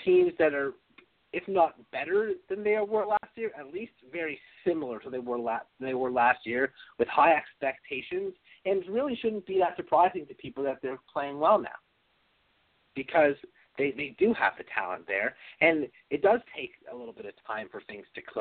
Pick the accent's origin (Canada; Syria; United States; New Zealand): Canada; Toronto, Ontario; I'm from Toronto